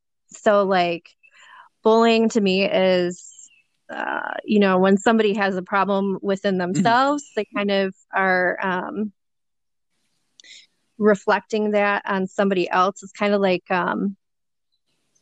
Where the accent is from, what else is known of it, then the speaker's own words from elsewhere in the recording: Detroit, Michigan, United States; I'm from Detroit, Michigan, born and raised